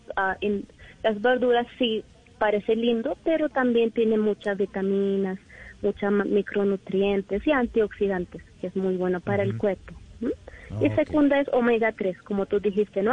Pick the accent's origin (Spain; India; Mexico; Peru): India; Spanish is a second language; moved away as an adult; now in Colombia; yo soy de India.